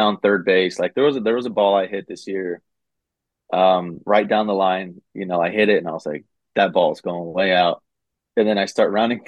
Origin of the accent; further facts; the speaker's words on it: Southern California, United States; I grew up in SoCal, played 4 years in, you know, in Santa Barbara